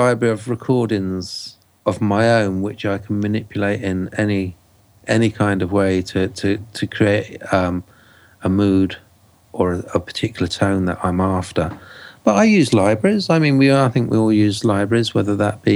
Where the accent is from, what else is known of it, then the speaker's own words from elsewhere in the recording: England, United Kingdom; this Englishman